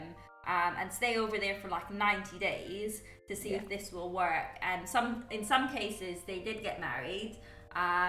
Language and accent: English; United Kingdom; moved away as an adult; also born or lived in Guyana; I was brought up in the UK. Mm-hmm. I went to school over in the UK